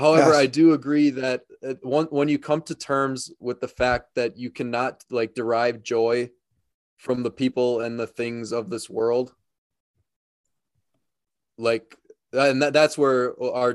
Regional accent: Wisconsin, United States; I'm from Wisconsin, actually.

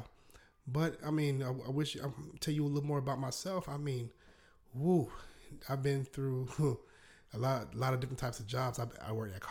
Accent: South Carolina, United States; accent: Southern drawl; you might not hear a little Southern drawl in my voice, because I'm born and raised in South Carolina.

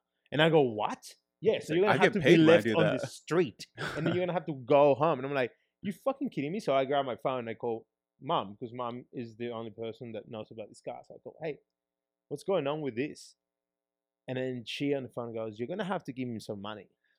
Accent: Peru; now in Australia; as growing up in Peru, talking about like me having to pay that bribe, which is pretty hectic. Like someone stops me. I don't have a Peruvian driver's license, so I have my Australian driver's license because I haven't been to Peru, haven't driven in Peru ever.

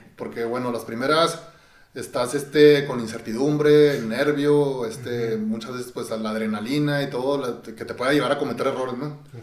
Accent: Chihuahua, Mexico; born or raised there

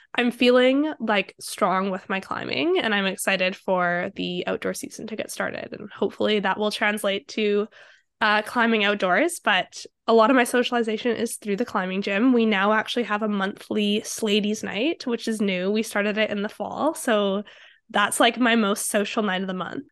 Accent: Vancouver, British Columbia, Canada; I grew up in Vancouver

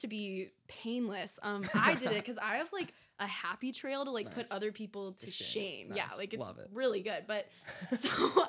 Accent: Brighton, Michigan, United States; I'm from Brighton, Michigan. So just outside of Ann Arbor, local.

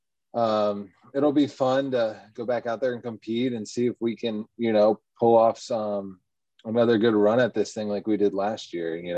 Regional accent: Austin, Texas, United States; also born or lived in Orlando, Florida; I actually grew up in Austin, Texas. I was born in Orlando, though

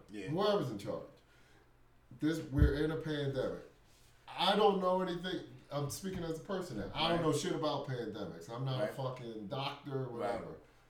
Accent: United States; As an American

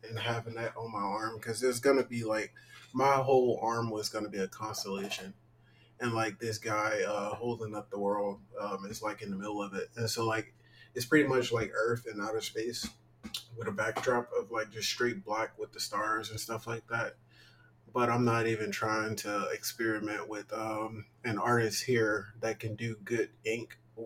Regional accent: Mississippi, United States; we're both from Mississippi

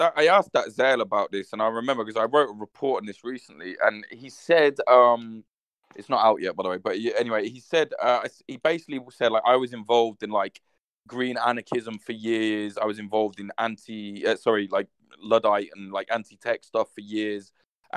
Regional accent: Midlands, United Kingdom; where I'm from, I'm not from London, man. I'm from the Midlands

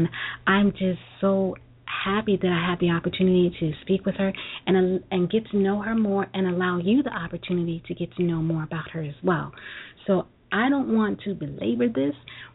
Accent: New York City, New York, United States; I'm a Brooklyn girl

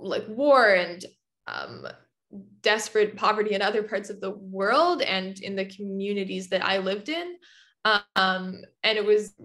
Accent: Vancouver, British Columbia, Canada; I grew up in BC. I grew up in Vancouver

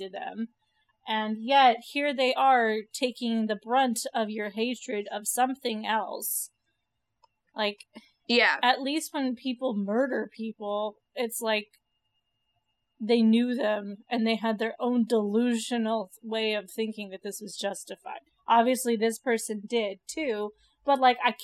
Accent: California, United States; we're from California

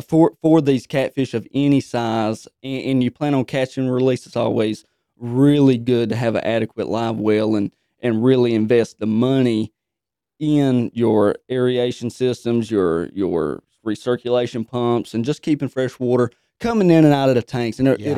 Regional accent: Pikeville, North Carolina, United States; I'm from Pikeville, North Carolina.

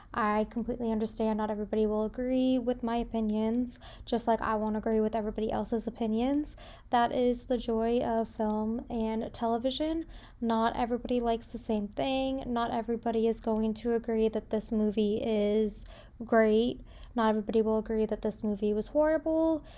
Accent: South Shore of Massachusetts, United States; now in Indiana, United States; I am currently living in Indiana, but I was born and raised on the South Shore of Massachusetts. So, just south of Boston

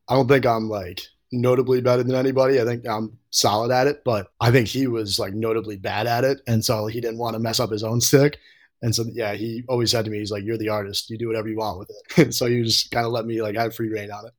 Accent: Troy, New York, United States; I'm from Troy, New York, so a little north of Albany. So I grew up playing

